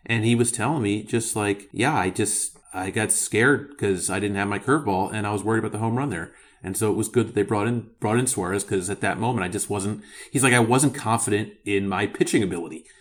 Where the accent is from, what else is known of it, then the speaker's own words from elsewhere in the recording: Philadelphia, Pennsylvania, United States; Philadelphia, I'm biased 'cause it's my hometown